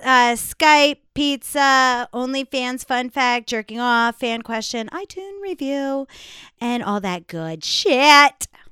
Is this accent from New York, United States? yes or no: yes; New York, United States; I am from New York